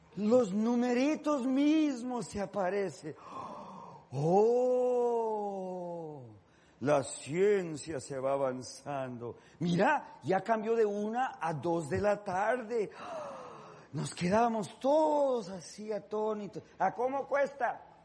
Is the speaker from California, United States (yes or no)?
yes; Los Angeles, California, United States; yo soy de Los Ángeles